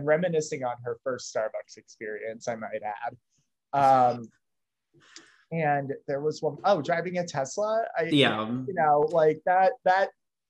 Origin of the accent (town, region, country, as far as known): Fort Wayne, Indiana, United States; born or raised there